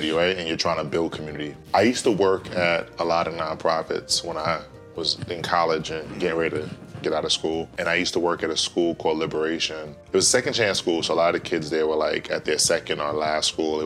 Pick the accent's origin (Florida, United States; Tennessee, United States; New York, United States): New York, United States; New York City; I'm from Brooklyn, New York